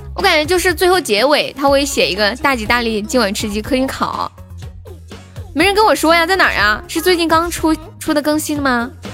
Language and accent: Chinese; Sichuan, China; accent: Sichuanese; 我们四川话